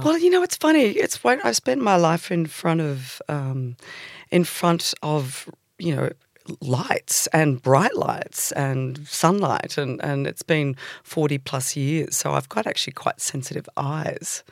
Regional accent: Sydney, New South Wales, Australia; born or raised there; also born or lived in England

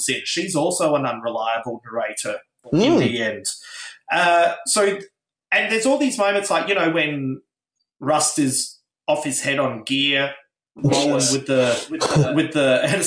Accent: Adelaide, South Australia, Australia; moved away; originally I come from Adelaide

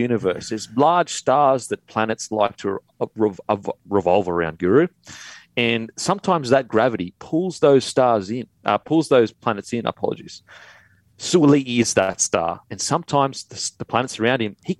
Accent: Queensland, Australia; now in Sydney, Australia; I'm from Queensland

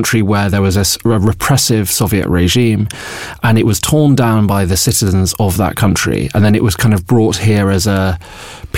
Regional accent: Bolton, North West England, United Kingdom; When I was growing up in Bolton

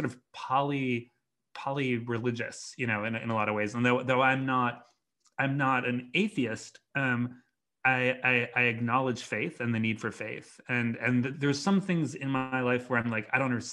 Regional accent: Chicago, Illinois, United States; I grew up in Chicago

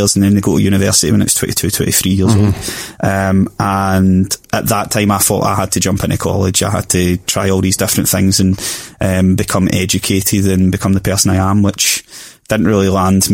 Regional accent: Glasgow, Scotland, United Kingdom; I grew up in Springburn for the first 6 years of my life, and then, you know, we as a family, we didn't have much, you know. I didn't come from a real high class background or anything, just kind of working class scheme, as you like. Then we moved to Ballinock

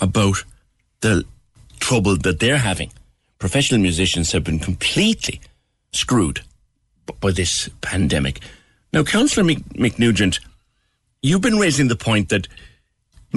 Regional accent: Ireland; We, as Irish

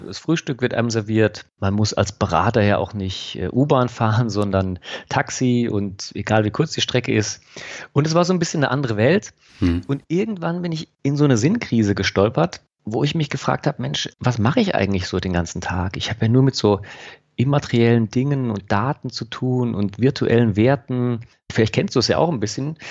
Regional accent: Freiburg, Baden-Württemberg, Germany; in meine Heimat, in Freiburg

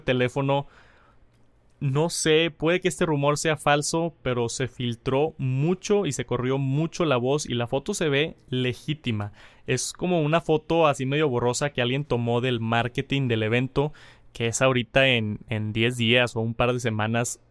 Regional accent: Colombia; also born or lived in Bogotá; soy de Colombia, vivo en Bogotá

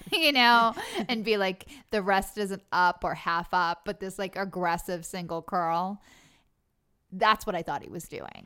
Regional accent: Long Island, New York, United States; I'm from Long Island

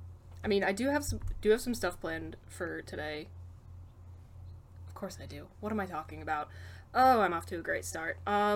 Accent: United States

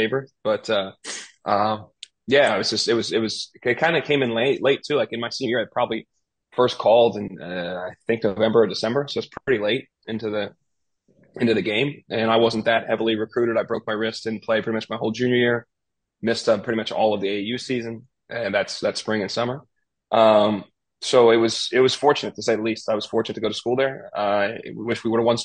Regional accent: Pittsburgh, Pennsylvania, United States; growing up in Pittsburgh, there's no professional team

